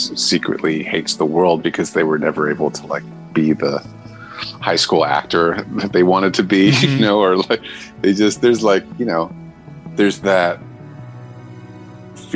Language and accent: English; Darien, Connecticut, United States; I was raised in Darien, Connecticut